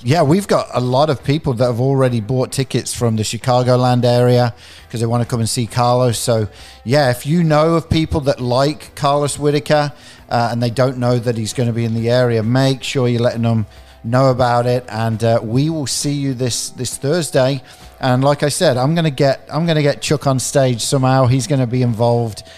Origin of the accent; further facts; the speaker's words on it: England, United Kingdom; also born or lived in Peoria, Illinois; now in United States; I'm originally from England